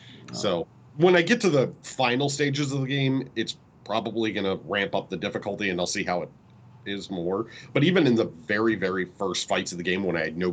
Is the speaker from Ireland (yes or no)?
no; United Kingdom; I am British.